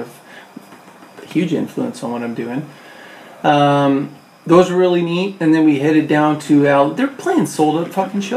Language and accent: English; Canada; I'm fucking Canadian